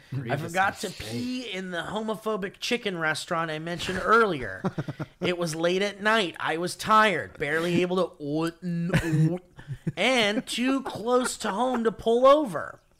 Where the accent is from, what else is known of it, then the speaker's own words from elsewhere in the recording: California, United States; now in Northern California, United States; I'm from SoCal, but currently live in NorCal for some reason.